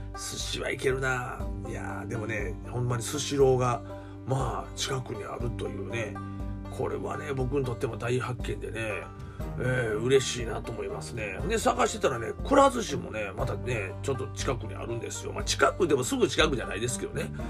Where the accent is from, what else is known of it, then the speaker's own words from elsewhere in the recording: Kansai, Japan; 関西人ですから